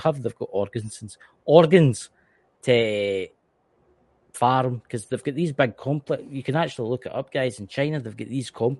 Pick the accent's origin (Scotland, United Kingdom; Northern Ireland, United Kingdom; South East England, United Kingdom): Scotland, United Kingdom; accent: Scottish; I'm Scottish